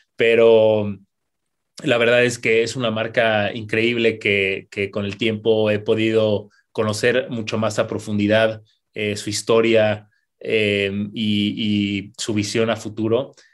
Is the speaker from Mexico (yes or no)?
yes; Querétaro, Mexico; como, mexicanos, como queretanos